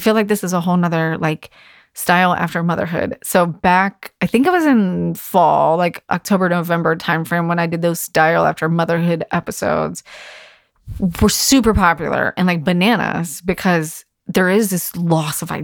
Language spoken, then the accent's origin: English; Virginia Beach, Virginia, United States; in my hometown and it's only an hour away from my house